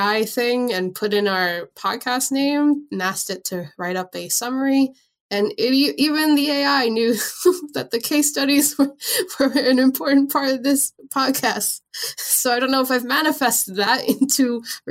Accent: New York, United States; moved away; I'm originally from New York

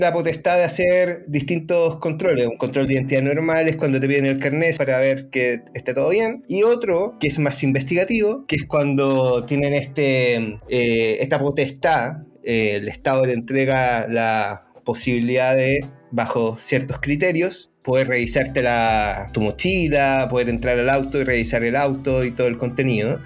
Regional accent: Chile; los chilenos, así como que en general bailamos como el pico

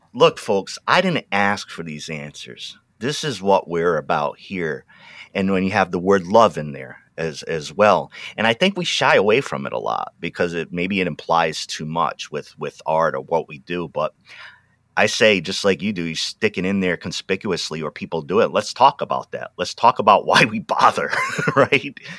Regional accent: Pawtucket, Rhode Island, United States; also born or lived in New England; now in Willamette Valley, Oregon, United States; I was born in Pawtucket, Rhode Island

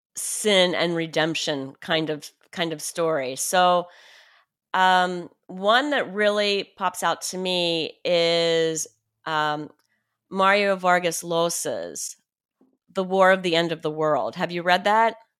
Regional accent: Pennsylvania, United States; moved away as an adult; I grew up in Pennsyltucky and lived, and lived in Pennsyltucky for the first twenty-one and a half years of my life

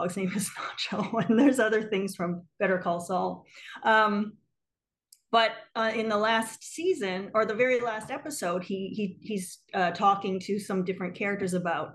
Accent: small town in Northwestern Ontario, Canada; also born or lived in New York; now in Brooklyn, United States; I'm originally from Canada, actually. I'm from like a really small town in Northwestern Ontario, sort of like 30 minutes from the Minnesota border

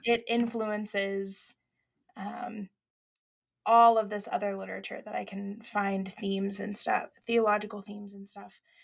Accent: Arkadelphia, Arkansas, United States; the church that I went to in Arkadelphia, Arkansas, small town

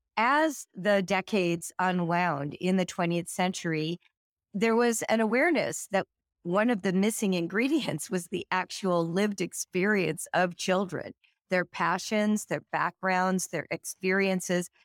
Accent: California, United States; born or raised there; now in Cincinnati, United States

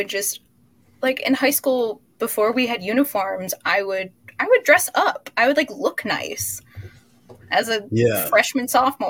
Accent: Midwest, United States; And, you know, growing up in the Midwest, not exactly in a like fashion mecca of any sort, I've always dressed differently.

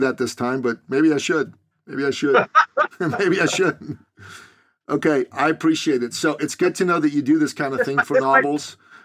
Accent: Iran; moved away; I'm originally from Iran in the Middle East

